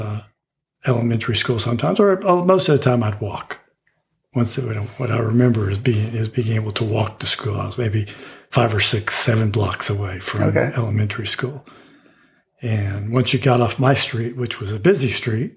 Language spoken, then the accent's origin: English; Houston, Texas, United States; moved away as an adult; also born or lived in Pueblo, Colorado / Denver, Colorado; I grew up in Houston, Texas, in Linkwood.